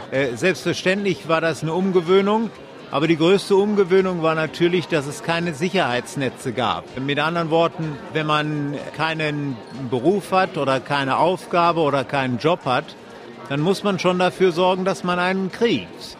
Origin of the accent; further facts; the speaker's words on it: Germany; now in Knysna, South Africa; als Deutscher ebenfalls eine Wende mitzuerleben